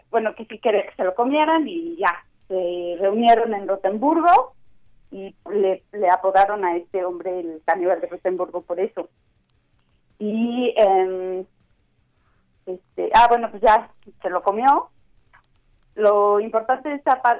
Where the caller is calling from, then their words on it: Mexico City, Mexico; de la Nápoles.